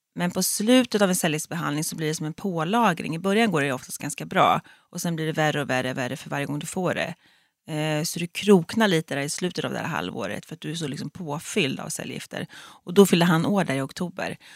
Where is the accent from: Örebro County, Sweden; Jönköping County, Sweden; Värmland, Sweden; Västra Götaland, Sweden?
Örebro County, Sweden; Fjugesta; moved away as an adult; now in Stockholm, Sweden; Jag är ju född och uppvuxen i Fjugesta som ligger utanför Örebro